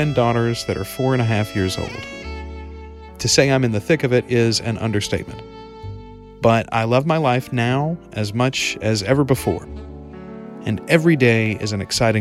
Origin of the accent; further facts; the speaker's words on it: Morehouse Parish, Louisiana, United States; I was born in Morehouse Parish General Hospital on the morning of September 21st, 1981